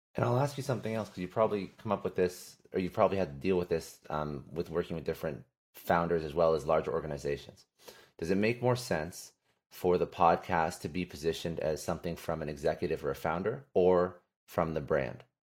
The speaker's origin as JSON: {"language": "English", "country": "Canada", "moved": "yes", "lives_now": "United States", "said": "I'm originally from Canada. Uh, now uh, I'm in the States"}